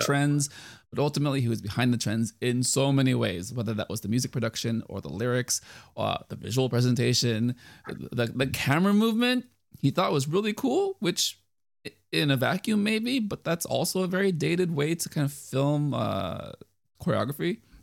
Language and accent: English; United States; I'm Asian, but I grew up in the United States